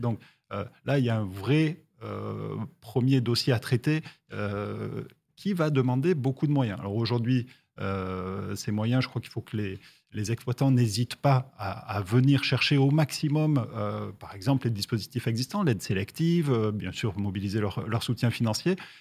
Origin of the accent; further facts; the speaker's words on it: Toulouse, Occitania, France; je suis toulousain